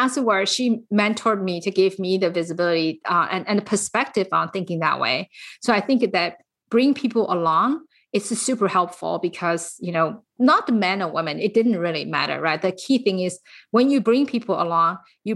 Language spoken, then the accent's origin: English; San Francisco Bay Area, California, United States; I am from the San Francisco Bay Area